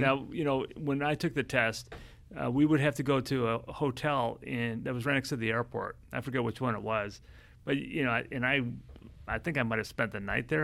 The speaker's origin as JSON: {"language": "English", "town": "Chicago", "region": "Illinois", "country": "United States", "said": "I've come from the, the big city of Chicago"}